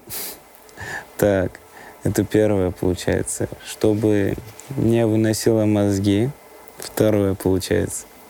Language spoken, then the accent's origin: Russian; Vanadzor, Lori, Armenia; Я родился в Армении, город, э, Ванадзёрск